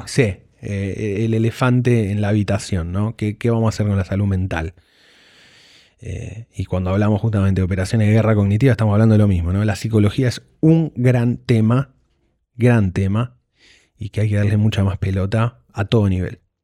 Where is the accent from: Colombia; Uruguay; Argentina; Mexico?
Argentina; sabemos nosotros como argentinos